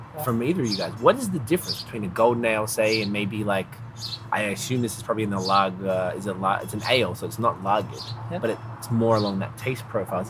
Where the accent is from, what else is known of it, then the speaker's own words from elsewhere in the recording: Melbourne, Victoria, Australia; now in Canada; I'm from Melbourne, Australia, and when I went back, I live here